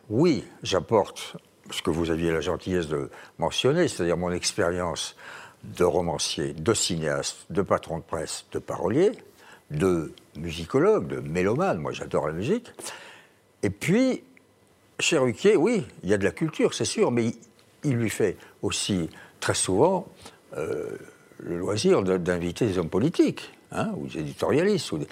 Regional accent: Tarn-et-Garonne, the South-West, Occitania, France; c'est mon pays natal, le Tarn-et-Garonne, le Sud-Ouest

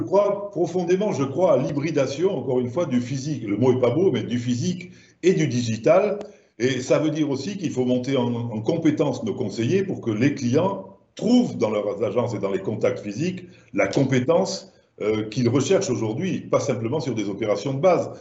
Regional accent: Languedoc, Occitania, France; accent: southern French; moved away; comme mon accent doit vous le laisser penser, je suis du sud de la France

